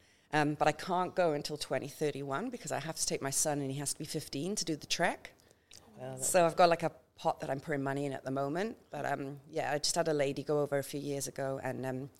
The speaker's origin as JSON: {"language": "English", "region": "Wales", "country": "United Kingdom", "lives_now": "Townsville, Australia", "said": "That's why I moved from Wales to Townsville. I've seen enough snow in my life, thank you."}